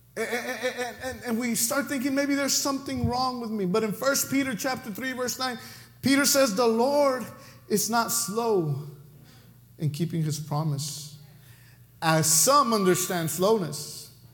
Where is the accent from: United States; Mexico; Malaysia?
Mexico; accent: Mexican; that's my Mexican accent coming out